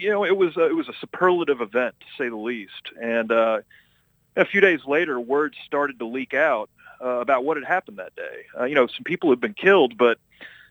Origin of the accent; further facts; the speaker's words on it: Texas, United States; as a Texan, I live in Tornado Alley